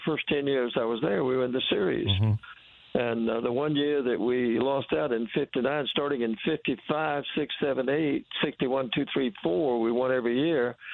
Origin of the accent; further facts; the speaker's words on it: South Carolina, United States; the fellow that owned the Coca-Cola bottling company in my hometown also owned the Class B ball club in Sumter, South Carolina.